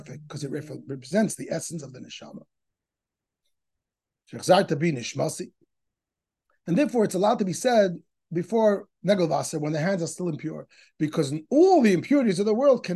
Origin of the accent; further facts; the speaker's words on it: New York City, New York, United States; when I was a kid growing up in Crown Heights